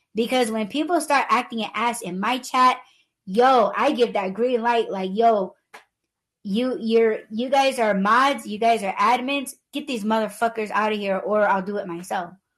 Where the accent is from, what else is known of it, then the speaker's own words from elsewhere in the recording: Southwest, United States; I'm Native American